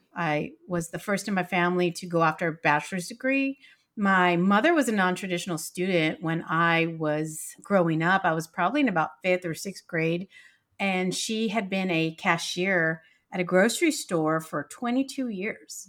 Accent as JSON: {"language": "English", "town": "San Antonio", "region": "Texas", "country": "United States", "said": "I come from San Antonio, Texas"}